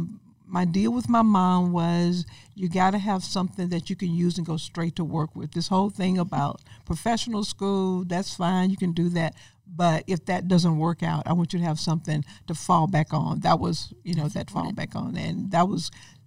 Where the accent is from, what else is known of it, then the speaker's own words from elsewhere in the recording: Mobile, Alabama, United States; my neighborhood in Crichton. I grew up in Crichton